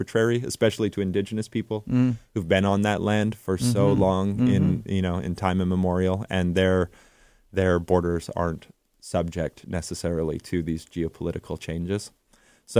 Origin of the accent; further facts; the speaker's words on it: North Dakota, United States; also born or lived in Fort Berthold, North Dakota / Standing Rock Reservation; now in New Mexico, United States; I grew up in North Dakota, I have culturally closer ties to the communities here than I do to the communities in New Mexico, where I live today